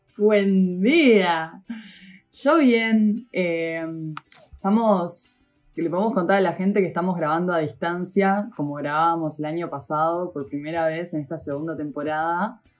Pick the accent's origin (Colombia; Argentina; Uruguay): Uruguay; en Uruguay